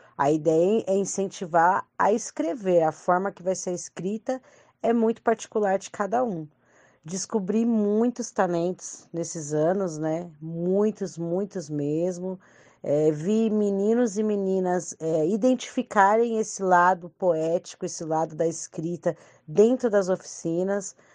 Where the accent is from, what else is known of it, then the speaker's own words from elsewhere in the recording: Franco da Rocha, São Paulo, Brazil; eu sou de Franco da Rocha